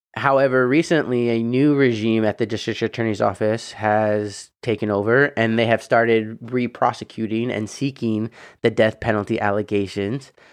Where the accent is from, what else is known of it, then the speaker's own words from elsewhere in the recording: Indiana, United States; moved away; also born or lived in California; my home state of Indiana